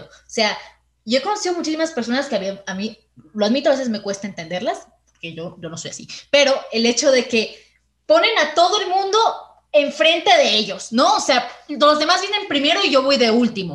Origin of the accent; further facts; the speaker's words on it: Venezuela; now in Mexico; desde que llegué a México, yo soy venezolana